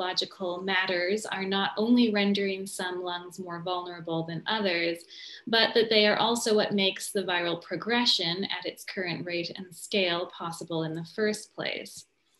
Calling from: New Jersey, United States; I'm joining today from New Jersey, from Rutgers University, which is situated on the traditional Lenape territory.

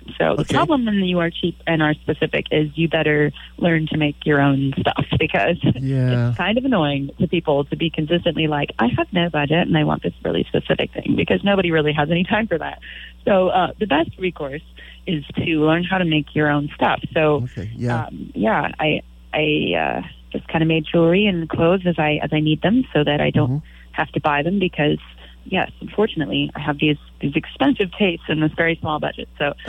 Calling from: Moss Beach, California, United States; I'm calling you from Moss Beach right now. That's where I live.

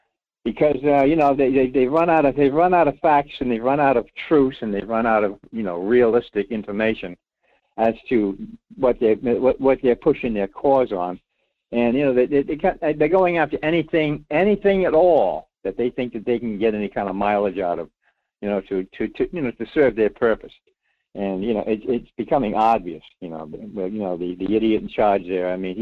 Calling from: Rhode Island, United States; Well, Mike … in Rhode Island.

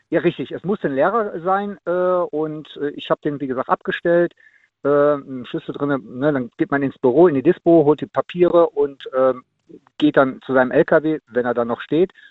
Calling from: Much, North Rhine-Westphalia, Germany; Ich komme aus Much.

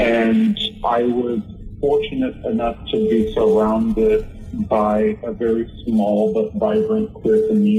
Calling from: Seattle, Washington, United States; I'm calling from Seattle, Washington.

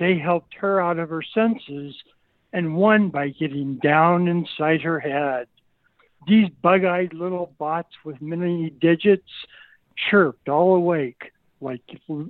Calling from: Lincoln, Nebraska, United States; Lincoln, Nebraska.

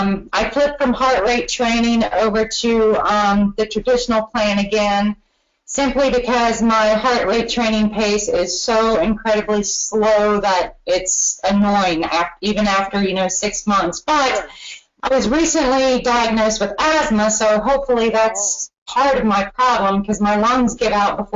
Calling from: Cincinnati, Ohio, United States; I am in Cincinnati, so neighbor to Northern Kentucky, and I too am going to do the Derby Festival in Louisville on the 29th.

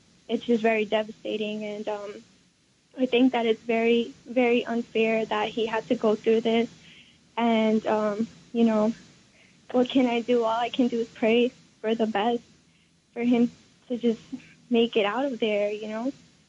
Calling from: Katy, Texas, United States; I'm calling from Katy, Texas.

